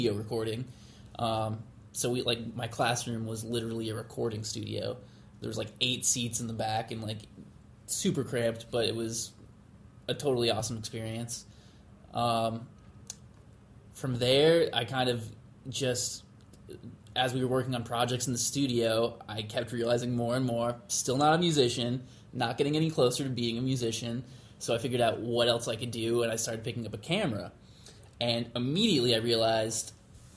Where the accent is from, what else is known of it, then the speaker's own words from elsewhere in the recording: upstate New York, United States; moved away as an adult; also born or lived in San Diego, California; now in Boston, United States; I'm from upstate New York originally